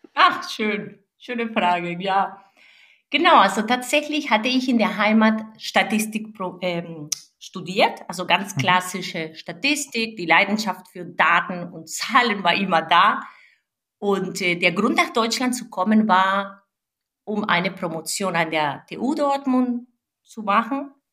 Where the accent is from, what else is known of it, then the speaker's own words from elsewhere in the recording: Venezuela; now in Germany; Ich bin eine gebürtige Venezolanerin